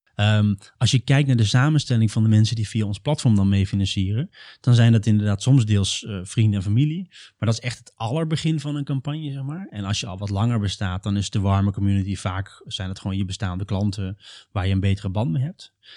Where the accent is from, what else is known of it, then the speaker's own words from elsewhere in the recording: Dwarsgracht, Overijssel, Netherlands; moved away as an adult; now in Utrecht, Netherlands; ik kom oorspronkelijk een beetje uit het noorden van Nederland. Ehm, in de buurt van Steenwijk, Giethoorn, heel waterrijk gebied. En dan nog kleiner, Dwarsgracht